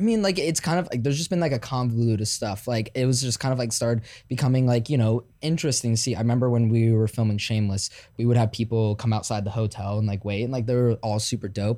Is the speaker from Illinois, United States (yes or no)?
yes; Chicago, Illinois, United States; now in Los Angeles, United States; I'm from Chicago